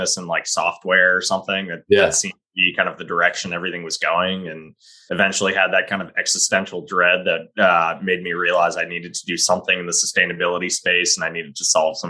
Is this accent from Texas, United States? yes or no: no; Belmont, Massachusetts, United States; also born or lived in North Carolina; I grew up in Belmont, Massachusetts, grew up in a family of six